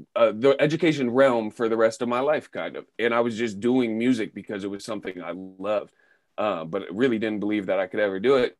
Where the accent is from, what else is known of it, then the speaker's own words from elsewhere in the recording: Sebastopol, California, United States; moved away as an adult; also born or lived in Oakland, California; I grew up in Sebastopol from age five to eighteen